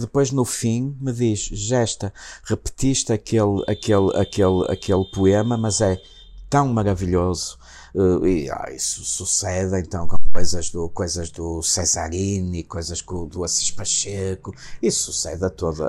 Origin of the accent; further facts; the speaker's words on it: Matosinhos, Norte, Portugal; Matozinhos, que foi a casa, a casa onde, onde, onde eu nasci